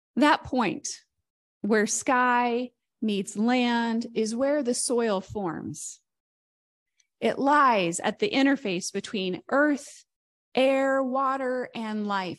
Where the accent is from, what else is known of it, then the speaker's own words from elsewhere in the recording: near Columbus, Indiana, United States; As someone who's not from Columbus, Indiana, I'm from close by, but I'm not from Columbus